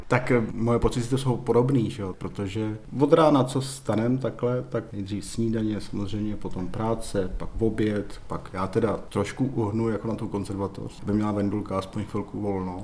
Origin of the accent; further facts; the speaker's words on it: Moravia, Czechia; moved away as an adult; also born or lived in Kroměříž / Ostrava; now in Pardubice, Czech Republic; já jsem z Moravy, já jsem byl nejdřív v Kroměříši na konzervatoři a pak jsem studoval v Ostravě na vysoké škole